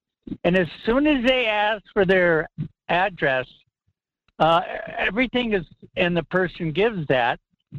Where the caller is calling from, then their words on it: Fairbanks, Alaska, United States; from Fairbanks.